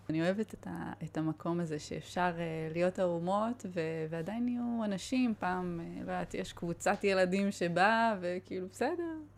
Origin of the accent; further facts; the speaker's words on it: Israel; אני באה מקיבוץ